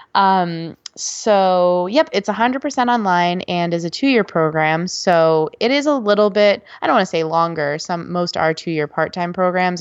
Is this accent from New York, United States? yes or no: yes; Buffalo, New York, United States; moved away as an adult; now in North Carolina, United States; I grew up in Buffalo, New York